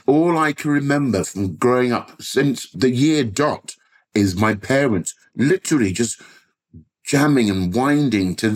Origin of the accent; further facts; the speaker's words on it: London, United Kingdom; growing up in Southwest London.